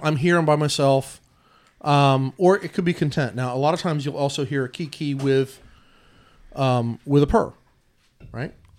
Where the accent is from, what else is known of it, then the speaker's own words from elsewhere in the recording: Odessa, United States; I grew up in Odessa, it was just full of turkeys